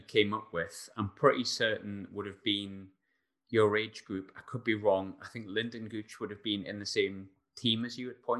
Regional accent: Sunderland, North East England, United Kingdom; I'm from Sunderland, so I know what a wonderful place it is and it gets talked down a lot

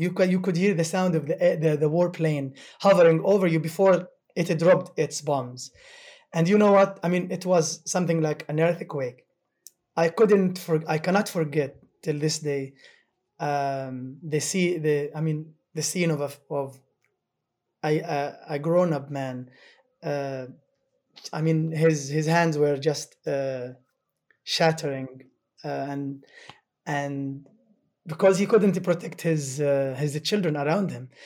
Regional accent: Gaza, Gaza Strip, Palestine; first language Arabic; English is a second language; also born or lived in Syracuse, United States; I am from Gaza

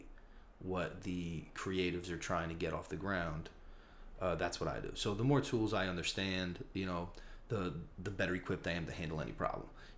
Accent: Newark, New Jersey, United States; now in Brooklyn, United States; I'm from Newark, New Jersey. I live in Brooklyn, New York right now.

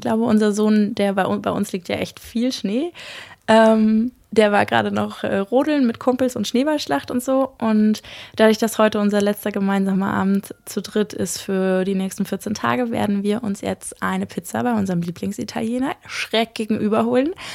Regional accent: Berlin, Germany; moved away as an adult; Ich bin ja in Berlin geboren und aufgewachsen und bin jetzt sozusagen nach 32 Jahren aufs Land gezogen

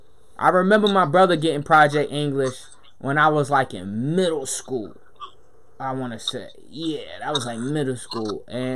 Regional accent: Baltimore, Maryland, United States; I'm from Baltimore

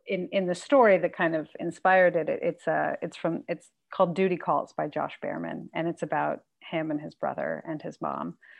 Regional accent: San Marcos, California, United States; also born or lived in Carlsbad; I grew up in San Marcos, mostly

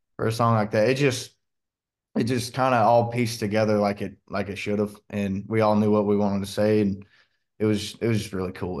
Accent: Washington, United States; moved away; where I'm from, we were right on the Columbia River, and then, um, we had the Calama River, running right up through, you know, my hometown

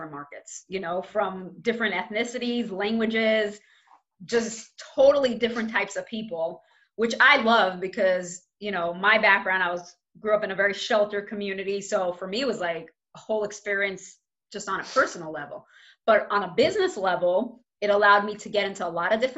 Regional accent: New York City, New York, United States; I grew up in Crown Heights

